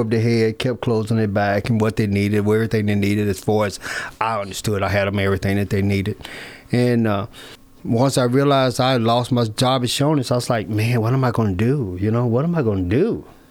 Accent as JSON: {"language": "English", "town": "Columbia", "region": "Tennessee", "country": "United States", "tie": "born or raised there"}